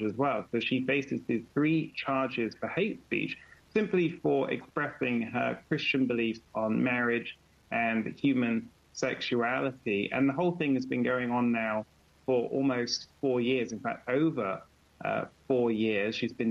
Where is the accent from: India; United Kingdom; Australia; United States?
United Kingdom; I'm a British lawyer